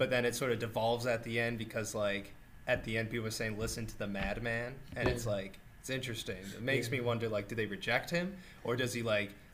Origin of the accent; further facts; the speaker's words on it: United States; as an American